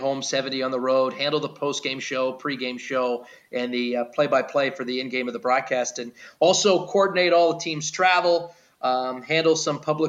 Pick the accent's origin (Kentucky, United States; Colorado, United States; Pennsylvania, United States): Pennsylvania, United States; Pittsburgh; also born or lived in North Carolina / Tennessee / New Orleans, Louisiana; now in Wichita, United States; I'm from Pittsburgh, Pennsylvania